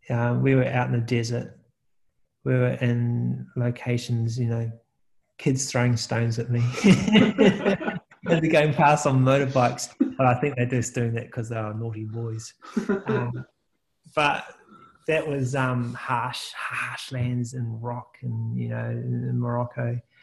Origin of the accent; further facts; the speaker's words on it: New Zealand; I think, you know, me being a New Zealander, not really experiencing much of the world.